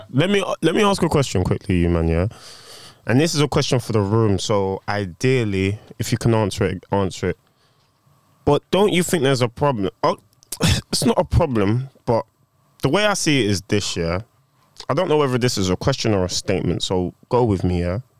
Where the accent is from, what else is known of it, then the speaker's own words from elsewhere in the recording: Jamaica; done secondary school there. All of my schooling has been done there. So, as far as I'm concerned, I'm Jamaican.